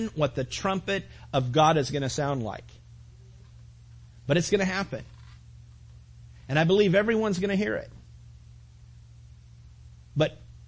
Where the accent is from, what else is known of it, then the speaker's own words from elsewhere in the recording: Mentone, California, United States; I grew up in Mentone, California